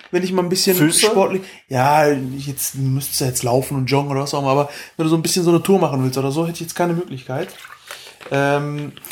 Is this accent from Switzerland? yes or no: no; Chile; German is a second language; ich komme aus Chile.